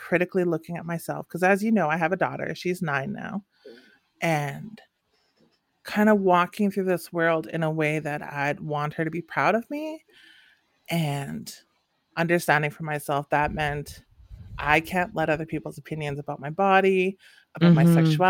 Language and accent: English; northern Saskatchewan, Canada; first language English; moved away as an adult; growing up in the north, I think I had a beautiful childhood